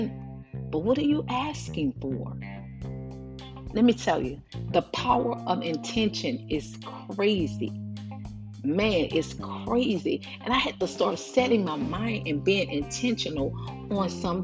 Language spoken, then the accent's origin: English; New Orleans, Louisiana, United States; also born or lived in San Francisco, California; now in Houston, United States; I'm in Houston, Texas. I'm from New Orleans, born in San Francisco.